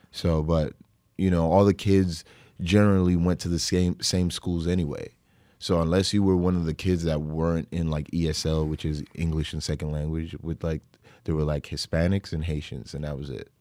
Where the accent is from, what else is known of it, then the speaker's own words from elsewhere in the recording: Brooklyn, New York, United States; born and raised in Brooklyn.